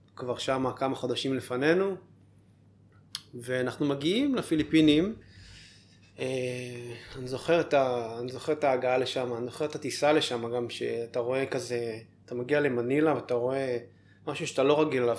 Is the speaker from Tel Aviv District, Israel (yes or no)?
yes; Ramat HaSharon, Tel Aviv District, Israel; moved away as an adult; now in Philippines; מרמת השרון.